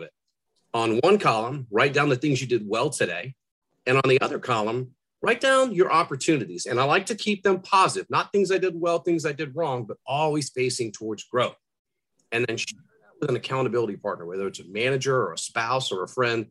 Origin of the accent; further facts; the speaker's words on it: Rhode Island, United States; I grew up in Rhode Island